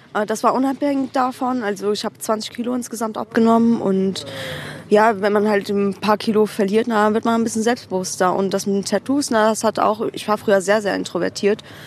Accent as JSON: {"language": "German", "country": "Germany", "tie": "born or raised there", "said": "ich bin in Deutschland geboren, meine Familie in der Türkei."}